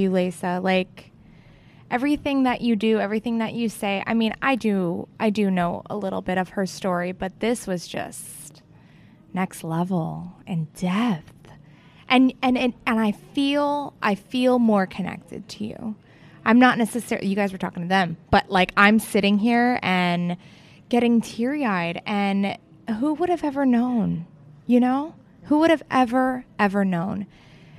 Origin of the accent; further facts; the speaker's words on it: Fort Lauderdale, Florida, United States; I'm from Fort Lauderdale